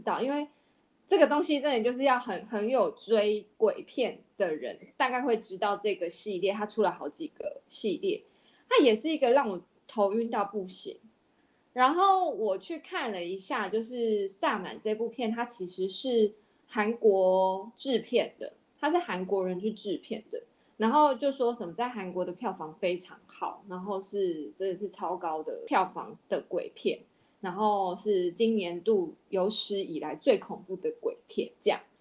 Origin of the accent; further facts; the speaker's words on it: Taiwan; 我们台湾这边